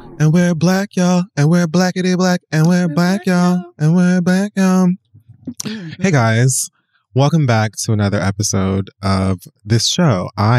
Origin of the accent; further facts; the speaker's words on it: Florida, United States; I'm from Florida, yes.